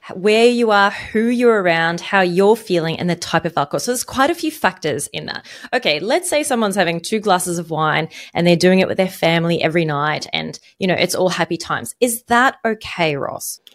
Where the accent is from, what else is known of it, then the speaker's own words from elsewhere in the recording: Egypt; now in Australia; I grew up in Egypt, in a country where alcohol is not really widely available